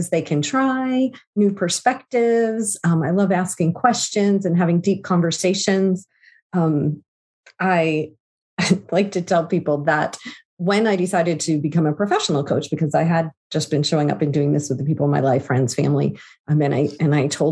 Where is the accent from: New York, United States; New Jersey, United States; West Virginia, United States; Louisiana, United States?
New Jersey, United States; Southern; moved away as an adult; now in Pennsylvania, United States; I grew up in New Jersey.